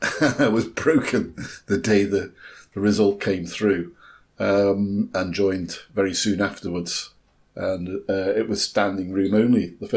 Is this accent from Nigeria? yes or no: no; England, United Kingdom; now in Scotland, United Kingdom; had no thoughts at all as a English incomer